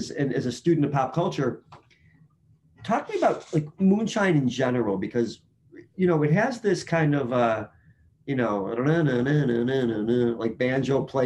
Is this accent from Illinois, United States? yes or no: yes; Chicago, Illinois, United States; I'm from Chicago.